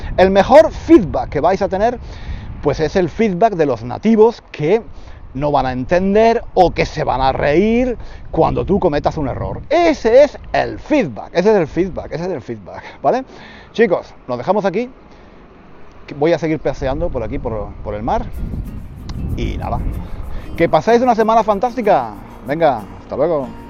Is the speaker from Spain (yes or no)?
yes; Spain; he dicho que no soy muy español. De, desde ese punto de vista no soy muy español